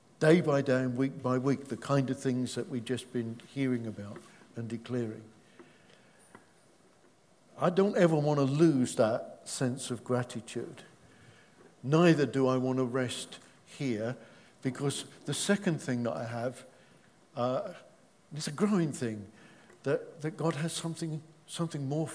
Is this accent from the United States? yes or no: no; England, United Kingdom; we're English